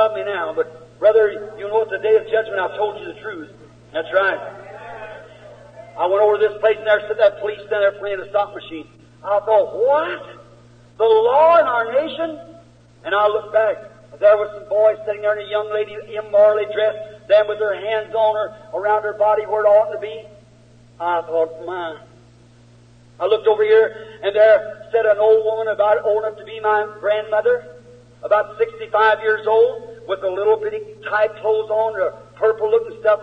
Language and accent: English; United States; I'm an American.